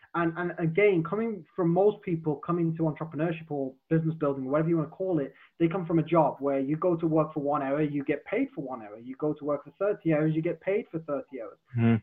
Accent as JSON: {"language": "English", "area": "Black Country", "region": "West Midlands", "country": "United Kingdom", "accent": "Black Country", "said": "My my black country accent would come out more"}